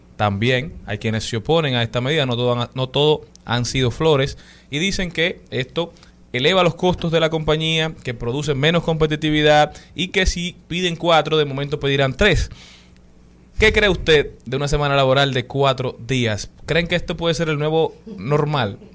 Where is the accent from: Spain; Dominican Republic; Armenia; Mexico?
Dominican Republic